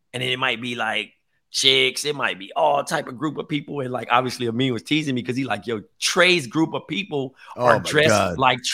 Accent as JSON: {"language": "English", "town": "Compton", "region": "California", "country": "United States", "also_born_or_lived": "New York", "moved": "yes", "said": "I'm from Compton, but I'm coming from New York and I'm thinking about moving here.\""}